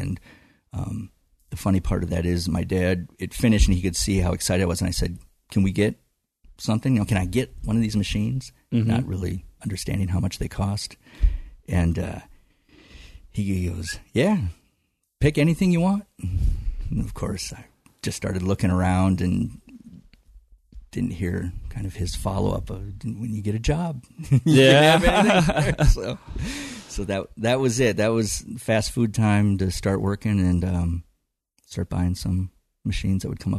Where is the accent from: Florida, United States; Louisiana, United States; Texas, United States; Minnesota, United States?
Minnesota, United States; Burnsville; And I moved to Duluth when I graduated in 1990.